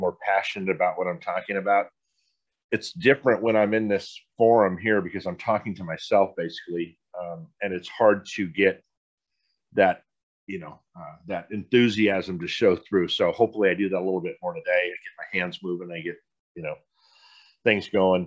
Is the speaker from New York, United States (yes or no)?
no; San Diego, California, United States; I grew up in San Diego, pretty humble growing up.